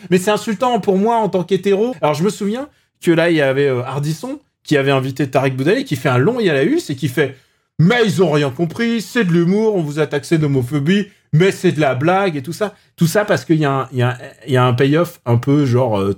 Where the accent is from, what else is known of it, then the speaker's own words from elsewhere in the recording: Upper Normandy, France; moved away; moi j'ai vécu en Normandie. J'ai vécu en Normandie.